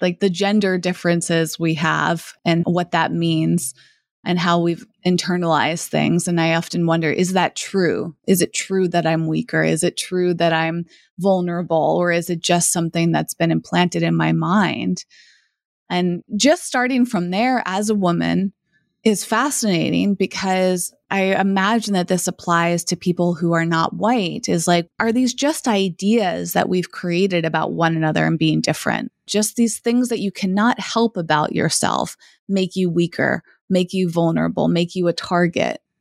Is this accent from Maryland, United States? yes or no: no; Massachusetts, United States; moved away as an adult; also born or lived in Los Angeles / San Francisco; I grew up in Massachusetts